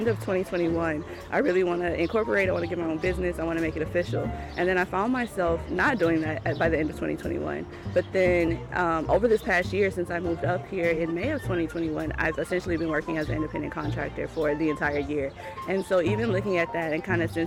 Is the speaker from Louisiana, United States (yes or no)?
yes; Baton Rouge, Louisiana, United States; moved away as an adult; now in Maine, United States